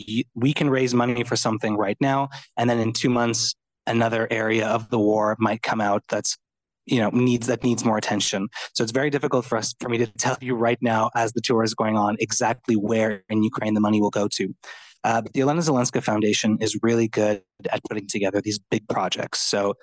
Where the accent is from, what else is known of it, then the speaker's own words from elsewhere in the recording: Montreal, Quebec, Canada; I'm Italian and I'm from Montreal.